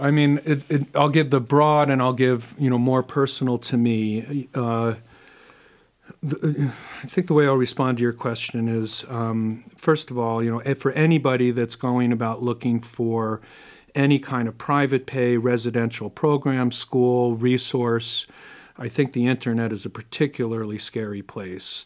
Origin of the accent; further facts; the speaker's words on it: New York City, New York, United States; I grew up in New York City